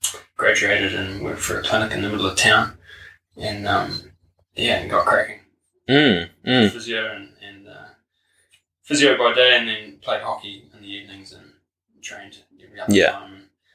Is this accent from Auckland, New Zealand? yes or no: no; Hastings, Hawke's Bay, New Zealand; moved away as an adult; also born or lived in Napier, New Zealand / Dunedin, New Zealand; So I was born in Hawke's Bay, in Napier, and grew up in Hastings in Tijuana, I come from kind of a mixed family. Mum's a Kiwi girl from Dannebrog, and then Dad's a Dutch guy.